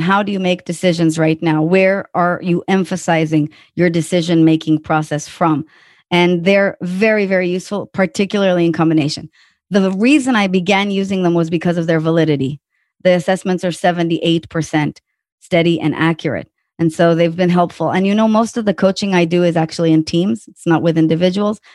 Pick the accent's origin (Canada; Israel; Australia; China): Israel; also born or lived in Tel Aviv / New York; now in Austin, United States; I'm from Israel